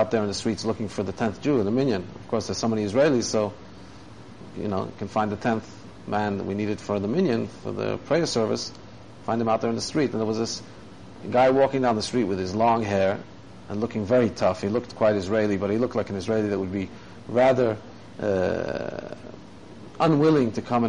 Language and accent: English; Australia; now in Thailand; where I grew up in Australia